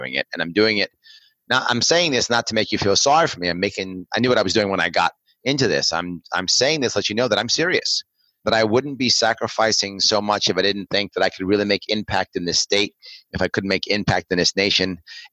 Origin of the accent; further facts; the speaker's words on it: New York, United States; I'm a New Yorker